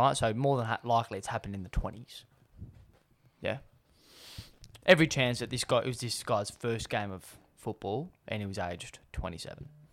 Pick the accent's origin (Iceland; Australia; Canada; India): Australia; I'm Australian.